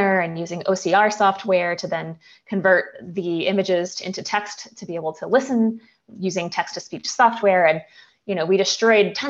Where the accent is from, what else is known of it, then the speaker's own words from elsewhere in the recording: New Jersey, United States; I grew up in New Jersey